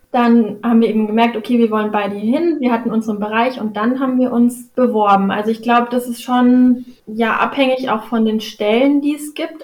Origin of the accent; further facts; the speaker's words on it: Karlsruhe, Baden-Württemberg, Germany; moved away as an adult; also born or lived in Freiburg; now in Hamburg, Germany; Also ich komme aus Karlsruhe, eigentlich mitten, mitten aus der Stadt